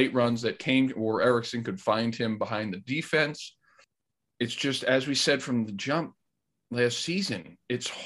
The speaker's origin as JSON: {"language": "English", "country": "United States", "said": "I'm just an American"}